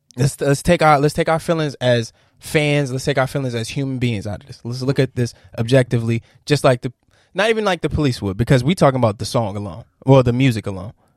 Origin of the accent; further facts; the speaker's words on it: Virginia, United States; I'm from Virginia.